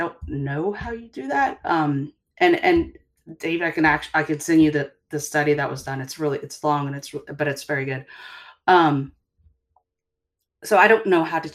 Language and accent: English; the South, United States; growing up in the South